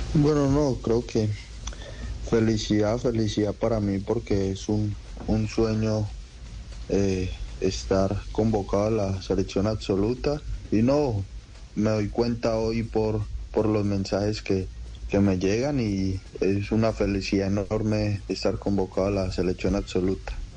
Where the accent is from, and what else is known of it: Guarne, Antioquia, Colombia; born or raised there; also born or lived in Rionegro